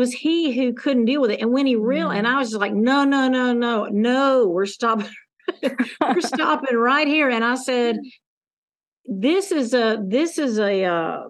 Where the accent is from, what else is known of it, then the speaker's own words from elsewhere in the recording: the South, United States; You know, I grew up in Southern United States